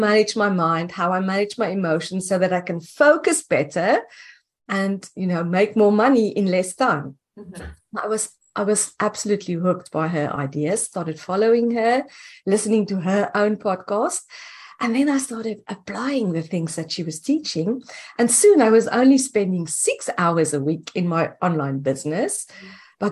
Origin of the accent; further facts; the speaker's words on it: South Africa; moved away as an adult; now in United States; I'm originally from South Africa